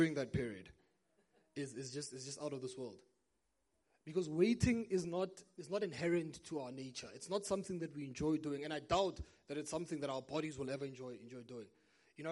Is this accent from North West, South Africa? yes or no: yes; Brits, North West, South Africa; moved away; I remember growing up, now I'm originally from Brits in the northwest, just about 40 minutes that way